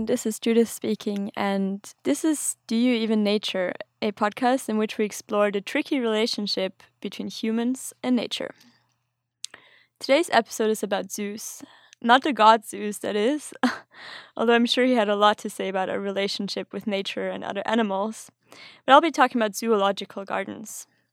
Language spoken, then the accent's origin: English; Austria; now in Sweden; I'm originally from Austria, but currently living in Sweden